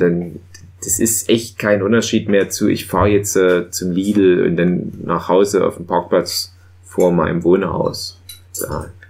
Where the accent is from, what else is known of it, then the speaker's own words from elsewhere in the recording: Erzgebirge, Saxony, Germany; bei uns im Erzgebirge